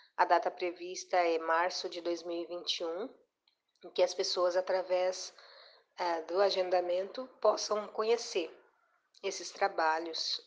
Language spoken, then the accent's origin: Portuguese; Cuiabá, Mato Grosso, Brazil; moro em Cuiabá, Mato Grosso, onde eu nasci